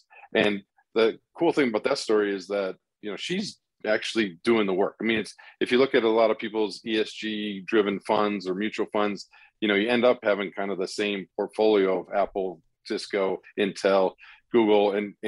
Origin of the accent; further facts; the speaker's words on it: India; I grew up in India and we lived all over the place